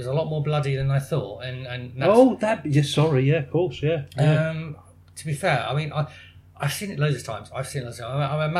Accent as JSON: {"language": "English", "town": "Plymouth", "region": "South West England", "country": "United Kingdom", "said": "I'm from Plymouth."}